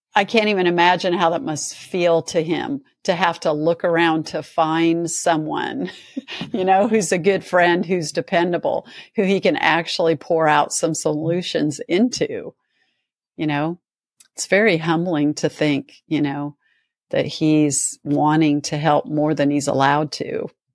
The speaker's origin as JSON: {"language": "English", "region": "Nebraska", "country": "United States", "tie": "born or raised there", "moved": "yes", "said": "when I grew up in Nebraska"}